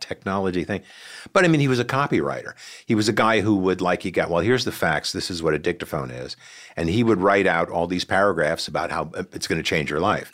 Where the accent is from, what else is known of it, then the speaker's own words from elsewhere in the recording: Sea Cliff, New York, United States; librarian in my hometown in Seacliff